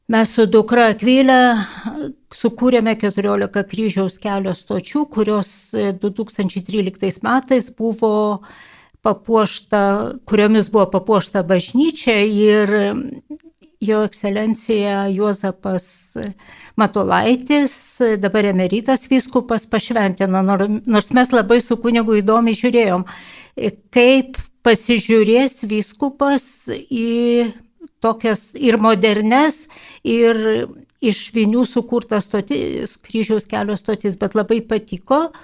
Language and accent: Lithuanian; Lithuania; aš iš Kedraičių parapijos